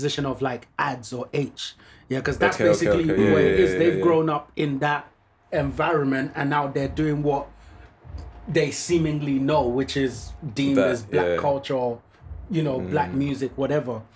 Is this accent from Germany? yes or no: no; Nigeria; moved away; I grew up in Nigeria.